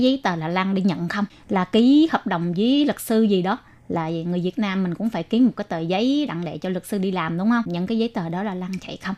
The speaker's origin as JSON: {"language": "Vietnamese", "country": "Vietnam", "moved": "yes", "lives_now": "Taiwan", "said": "chỉ có mình người Việt Nam"}